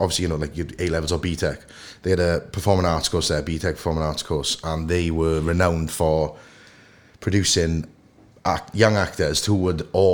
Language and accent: English; Port Talbot, Wales, United Kingdom; I'm from Sam Fields, born and bred. Went to Sam Fields Comp.